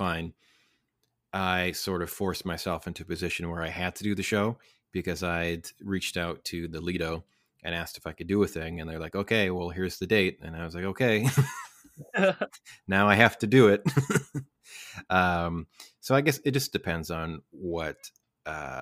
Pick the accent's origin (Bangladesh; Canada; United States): Canada; Lac La Biche, Alberta; also born or lived in Kootenays; now in Vancouver, Canada; I am originally from Northern Alberta, Lac La Biche, Alberta.